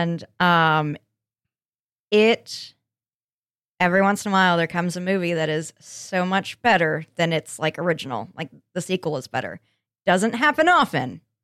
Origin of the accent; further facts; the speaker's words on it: Colorado, United States; moved away; I'm from Landlocked, Colorado